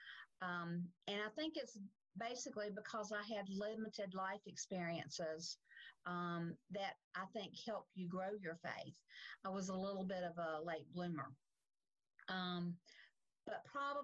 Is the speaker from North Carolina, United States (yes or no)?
yes; Salisbury, North Carolina, United States; now in Charlotte, United States; I grew up in Salisbury, just north of Charlotte, but I've been in Charlotte since 1972